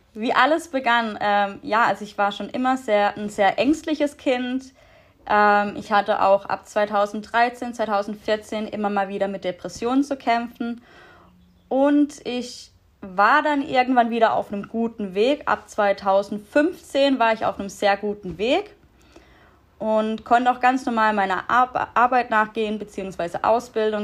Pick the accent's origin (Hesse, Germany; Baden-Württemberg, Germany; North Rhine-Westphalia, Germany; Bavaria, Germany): Baden-Württemberg, Germany; Black Forest; ich bin 28 Jahre alt aus dem schönen Schwarzwald, wie man wahrscheinlich ab und zu an meinem Dialekt hören wird.